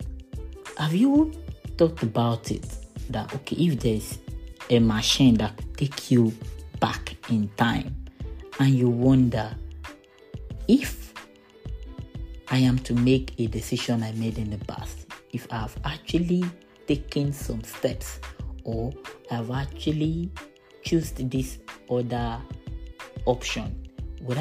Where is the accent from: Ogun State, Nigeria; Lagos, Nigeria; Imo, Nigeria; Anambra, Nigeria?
Ogun State, Nigeria; I'm from Nigeria. Ogun State is my state of origin. I schooled in Ogun State.